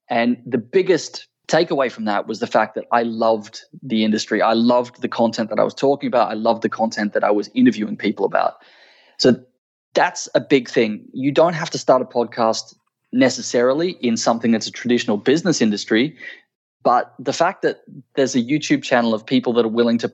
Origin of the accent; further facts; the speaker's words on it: Australia; my home country of Australia